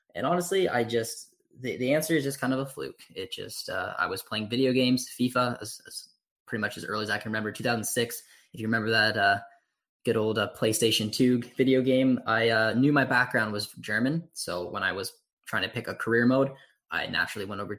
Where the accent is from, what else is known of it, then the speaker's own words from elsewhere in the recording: Canada; I grew up in Canada